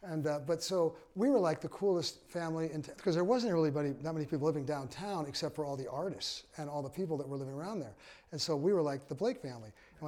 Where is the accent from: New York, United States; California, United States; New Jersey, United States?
California, United States; San Jose; also born or lived in Santa Cruz; I grew up in San Jose. Oh, Jose, California. My my fam's like old school, third gen, you know, way back.